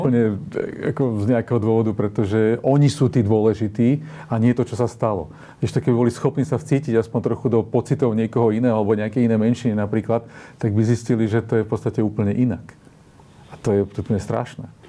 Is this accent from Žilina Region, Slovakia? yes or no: yes; Žilina, Žilina Region, Slovakia; ja som zo Žiliny